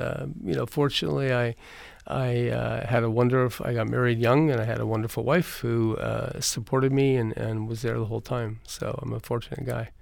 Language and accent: English; Eureka, California, United States; I grew up in a little town called Eureka, California